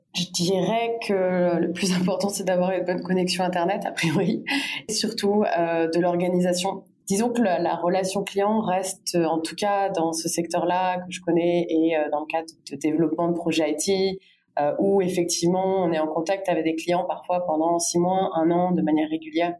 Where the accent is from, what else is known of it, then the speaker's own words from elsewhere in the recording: Bordeaux, Nouvelle-Aquitaine, France; moved away as an adult; also born or lived in Paris; je suis originaire de Paris, mais j'ai surtout grandi à Bordeaux